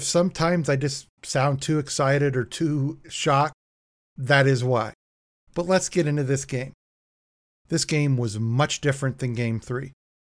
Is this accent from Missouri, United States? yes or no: yes; St. Louis, Missouri, United States; born or raised there; also born or lived in California